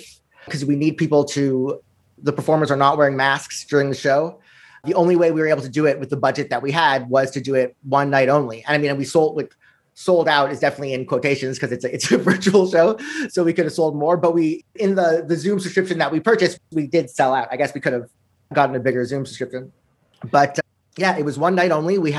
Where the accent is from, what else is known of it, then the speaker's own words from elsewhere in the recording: Montreal, Quebec, Canada; now in New York City, United States; I grew up here in Montreal